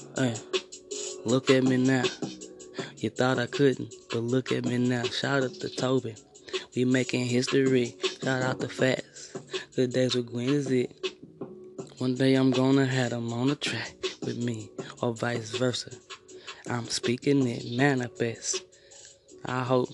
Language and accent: English; East St. Louis, Illinois, United States; I'm from East St.